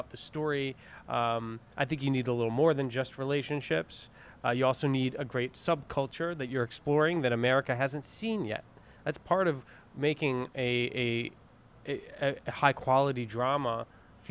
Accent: New York, United States; I'm from New York

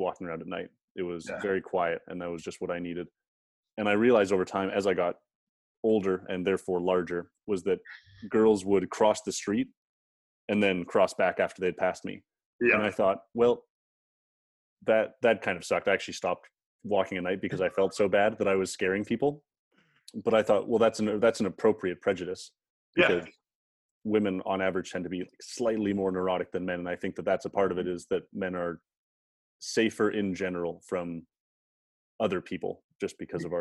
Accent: Canada; I'm a Canadian. I grew up in Canada.

